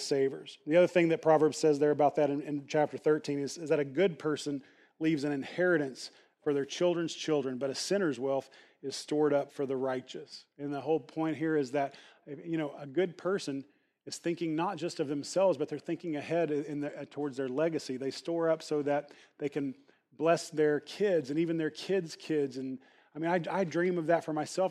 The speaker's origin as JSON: {"language": "English", "region": "the Bible Belt", "country": "United States", "tie": "born or raised there", "said": "growing up in the Bible Belt"}